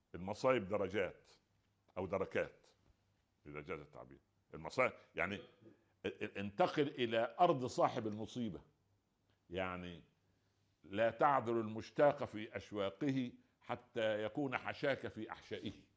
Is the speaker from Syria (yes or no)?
no; Egypt; عندنا في مصر